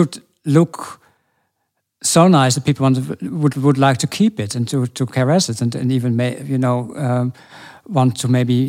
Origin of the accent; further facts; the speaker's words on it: Norway; moved away; I grew up in Norway, all the small towns connected to the big river, the Glomma